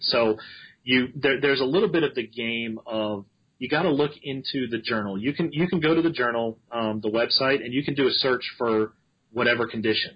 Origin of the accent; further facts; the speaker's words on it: Maryland, United States; moved away; also born or lived in Alabama; I grew up in Maryland